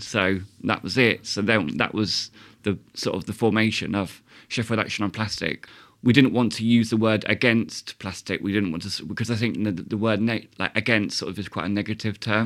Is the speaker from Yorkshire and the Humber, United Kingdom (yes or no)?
no; Southampton, South East England, United Kingdom; now in Sheffield, United Kingdom; I'm from Southampton